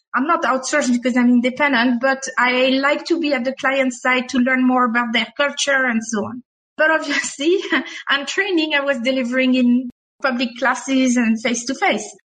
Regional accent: France; accent: French; English is a second language; now in Dubai, United Arab Emirates; my French accent

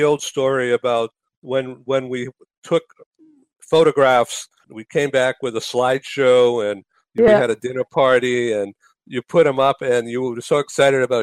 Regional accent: California, United States; I'm from California.

